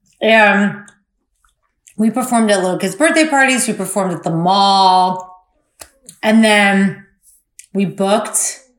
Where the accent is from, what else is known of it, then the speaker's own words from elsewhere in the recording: Florida, United States; Growing up in Florida